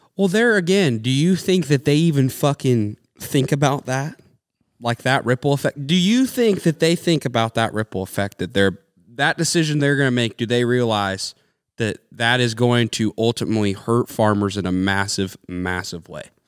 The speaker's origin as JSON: {"language": "English", "country": "United States", "said": "we as the American people"}